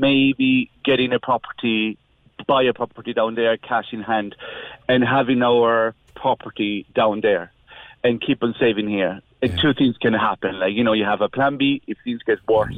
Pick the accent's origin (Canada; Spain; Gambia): Spain; moved away as an adult; now in Ireland; we're coming from from Spain, so we've been living in Ireland for the last twenty years